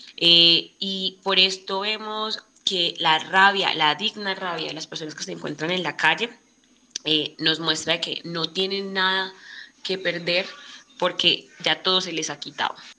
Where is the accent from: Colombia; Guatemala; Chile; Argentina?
Colombia; nuestro país, Colombia.